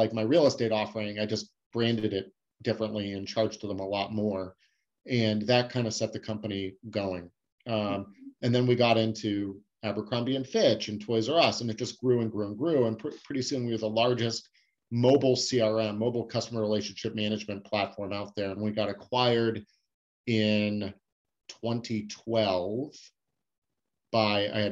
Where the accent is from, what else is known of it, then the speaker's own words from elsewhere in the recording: Scottsdale, Arizona, United States; moved away as an adult; also born or lived in San Diego; I moved back to where I grew up in Scottsdale, Arizona